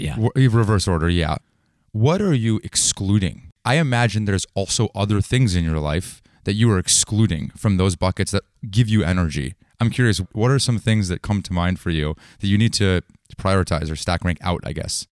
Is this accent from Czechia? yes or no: no; Bay Area, California, United States; I grew up in the Bay Area